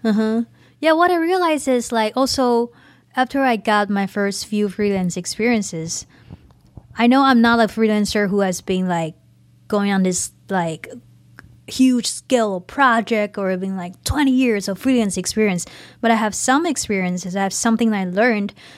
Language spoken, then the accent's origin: English; Taiwan; now in United States; I'm not even an immigrant. I'm just, like, a half-ass immigrant, like, in between immigrant and a Taiwanese.